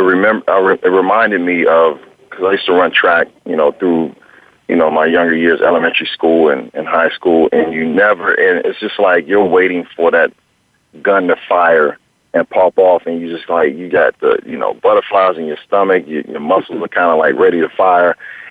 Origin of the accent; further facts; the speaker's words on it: Washington, District of Columbia, United States; moved away as an adult; also born or lived in Maryland; now in Los Angeles, United States; it started more so in Washington, D.C., which was my hometown